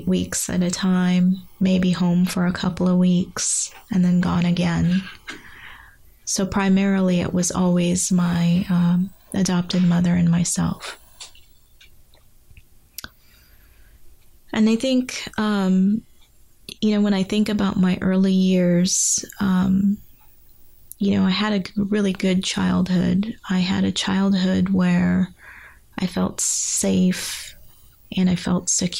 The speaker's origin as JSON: {"language": "English", "region": "England", "country": "United Kingdom", "tie": "born or raised there", "also_born_or_lived": "Guyana", "said": "I only spent 6 months in my native country of Guyana, and was immediately moved to England. So really, I have to say I grew up partially in England"}